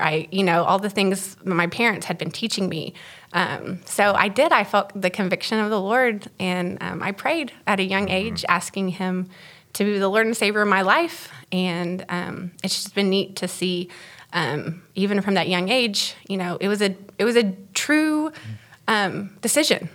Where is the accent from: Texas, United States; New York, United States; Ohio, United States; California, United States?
Texas, United States; so I'm from Texas. Um, my dad is a pastor, so I grew up as a PK.